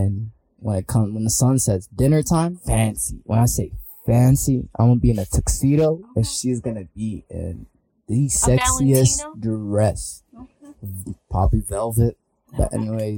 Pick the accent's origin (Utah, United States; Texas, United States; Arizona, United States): Arizona, United States; I'm from Arizona